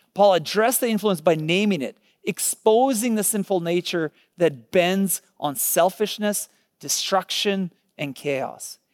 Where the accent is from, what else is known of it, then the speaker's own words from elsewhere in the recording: Ukraine; moved away; I was born in Ukraine